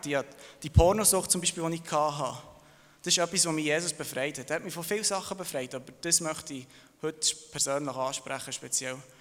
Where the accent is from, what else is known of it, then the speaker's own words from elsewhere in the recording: Thun, Bern, Switzerland; also born or lived in Serbia; Ich bin geboren und aufgewachsen in Thun, aber ursprünglich komme ich von Serbien